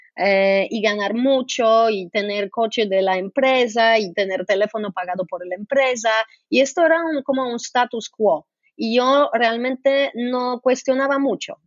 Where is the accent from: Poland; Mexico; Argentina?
Poland; Spanish is a second language; moved away as an adult; also born or lived in Brazil; Yo crecí, yo nací en Polonia y crecí en comunismo